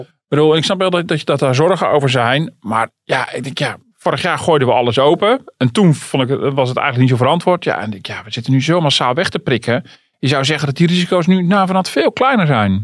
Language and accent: Dutch; Netherlands; ik ben toch een Hollander